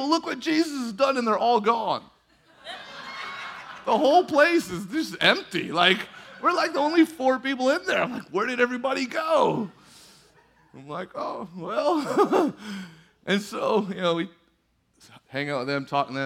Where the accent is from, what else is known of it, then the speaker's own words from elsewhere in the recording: California, United States; We're from California